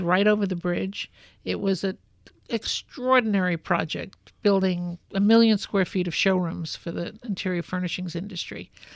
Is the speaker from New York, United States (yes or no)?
yes; New York City, New York, United States; I grew up in Brooklyn.